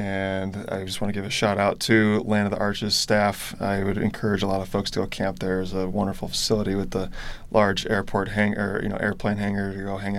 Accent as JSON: {"language": "English", "region": "the West", "country": "United States", "said": "I'm from the West"}